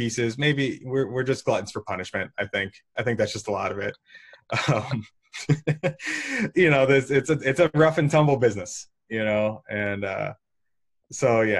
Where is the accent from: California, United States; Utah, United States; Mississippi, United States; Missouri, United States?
Missouri, United States; St. Louis; I've been born and raised in St. Louis and kind of never left, even for college.